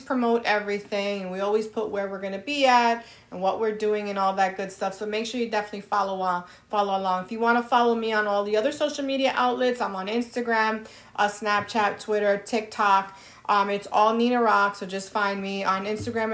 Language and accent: English; New York, United States; I'm from New York